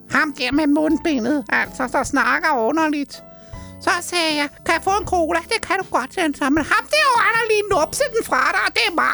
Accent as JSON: {"language": "Danish", "town": "Roskilde", "region": "Zealand", "country": "Denmark", "said": "Jeg er fra Roskilde"}